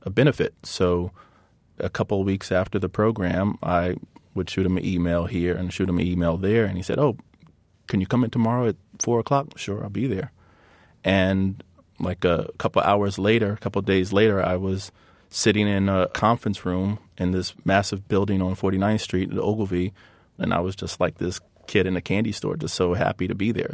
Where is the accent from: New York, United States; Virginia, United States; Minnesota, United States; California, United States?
Virginia, United States; Hampton; I grew up in a very competitive, athletic environment in, in Virginia. So, um, there were always basketball stars and football stars from my hometown of, uh, Hampton, Virginia.